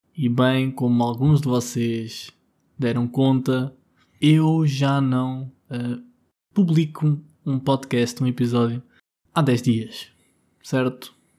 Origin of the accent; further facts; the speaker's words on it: Vila Nova de Tazem, Centro, Portugal; moved away; also born or lived in Lisbon; porque eu agora estou em Gouveia, estou na minha terra. Uh, em Gouveia, mais, mais especificamente em Vila Nova de Tazem